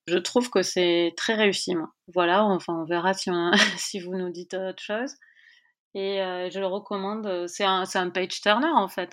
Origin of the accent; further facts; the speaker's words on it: France; en tant que Française